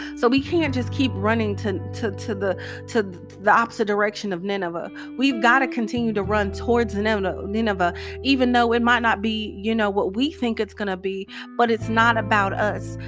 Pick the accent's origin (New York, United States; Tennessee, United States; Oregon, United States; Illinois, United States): Tennessee, United States; moved away as an adult; also born or lived in Nashville, Tennessee / Clarksville, Tennessee; When I first moved back to my home state of Tennessee